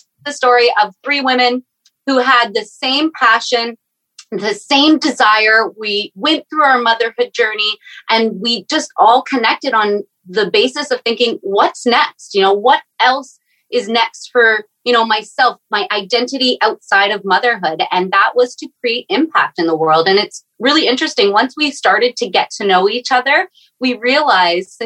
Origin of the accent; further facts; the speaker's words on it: Canada; I am the Canadian mama actually in Canada at freezing cold